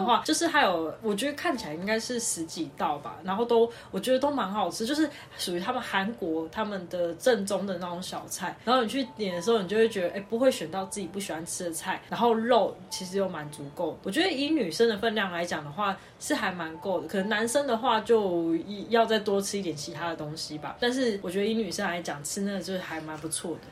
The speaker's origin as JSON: {"language": "Chinese", "region": "Tainan", "country": "Taiwan", "said": "因为我们是台南人"}